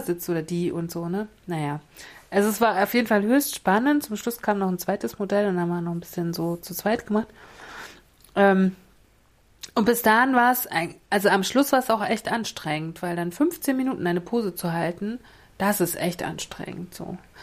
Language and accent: German; Mecklenburg-Vorpommern, Germany; Ich bin Mecklenburgerin